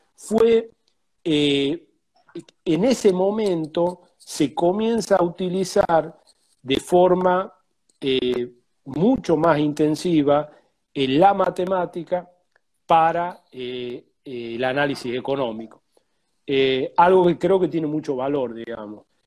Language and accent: Spanish; Tucumán, Argentina; now in Buenos Aires, Argentina; vivo en Buenos Aires, pero soy tucumano.